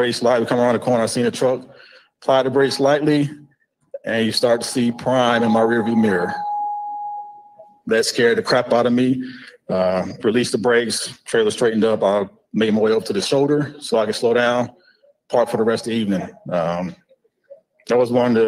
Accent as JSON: {"language": "English", "town": "Jacksonville", "region": "Florida", "country": "United States", "moved": "as an adult", "said": "I'm originally from Jacksonville, Florida"}